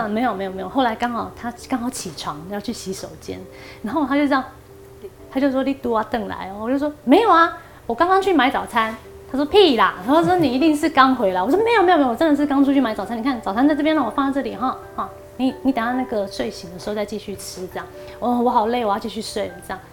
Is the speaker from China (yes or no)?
no; Paraguay; moved away as an adult; now in Taiwan; 去南美洲巴拉圭